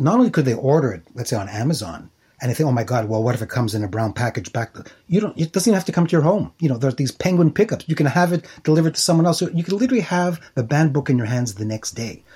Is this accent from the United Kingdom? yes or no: no; Montreal, Quebec, Canada; where I grew up, born and raised in Montreal